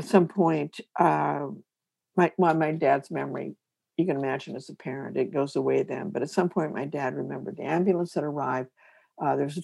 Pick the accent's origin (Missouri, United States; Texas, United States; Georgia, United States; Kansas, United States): Kansas, United States; I'm from Kansas.